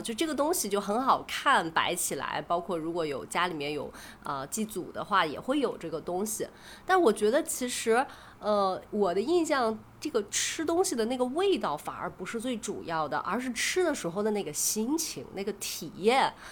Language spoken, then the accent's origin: Chinese; Heze, Shandong, China; moved away as an adult; also born or lived in Nanchang, Jiangxi; 我老家是山东菏泽嘛，就是它其实嗯。是从南到北那个京九铁路线的第一站